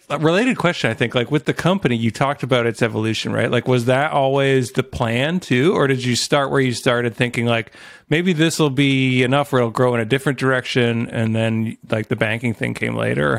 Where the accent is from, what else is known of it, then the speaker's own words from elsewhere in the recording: Canada; I'm the Canadian